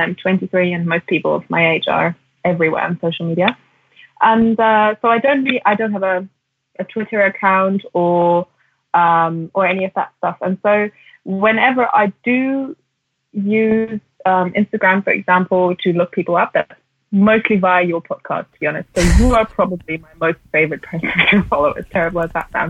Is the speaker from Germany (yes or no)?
yes; Germany; I grew up in Germany and in the 90s